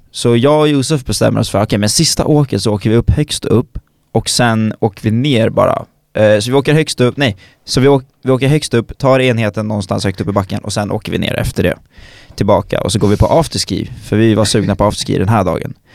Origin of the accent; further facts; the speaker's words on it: Stockholm, Stockholm County, Sweden; som stockholmare